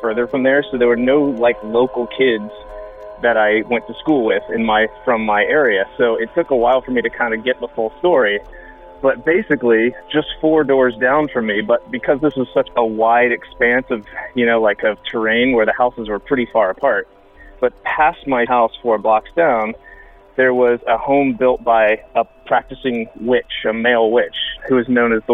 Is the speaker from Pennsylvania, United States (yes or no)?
no; Lutz, Florida, United States; now in Brooklyn, United States; I grew up around the Tampa Bay area and spent most of my younger years in a small town called Lutz